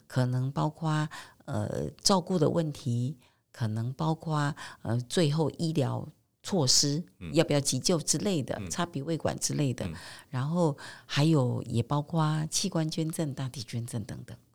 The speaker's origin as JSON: {"language": "Chinese", "country": "Taiwan", "said": "在我们台湾社会"}